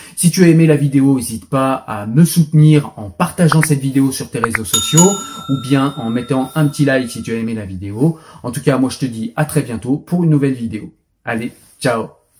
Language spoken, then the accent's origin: French; France; je suis français, pas israélien